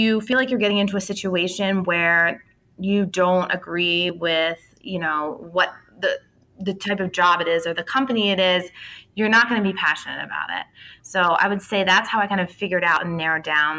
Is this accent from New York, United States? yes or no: no; outside of Philadelphia, Pennsylvania, United States; I grew up outside of Philly